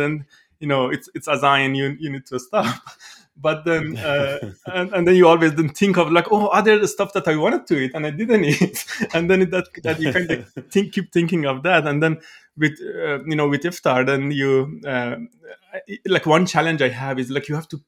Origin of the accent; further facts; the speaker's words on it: Iran; moved away; I'm originally from Iran.